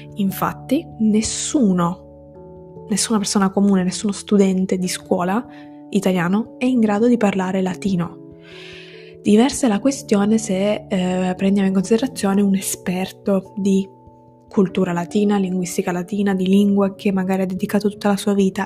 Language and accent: Italian; Sicily, Italy; first language Italian and Sicilian; now in Turin, Italy; sono siciliana, vivo a Torino